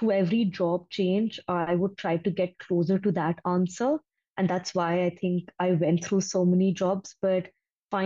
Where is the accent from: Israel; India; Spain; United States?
India; Delhi; moved away as an adult; also born or lived in Thailand; I'm basically born and brought up in Delhi